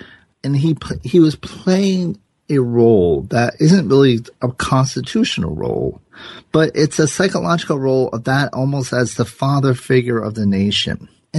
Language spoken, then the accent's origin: English; Providence, Rhode Island, United States; It kind of reminds me of the mayor of my hometown, a guy named Buddy Cianci